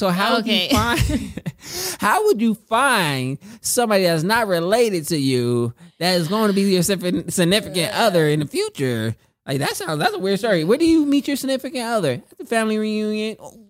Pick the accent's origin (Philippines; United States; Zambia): United States; California; I'm from Cali.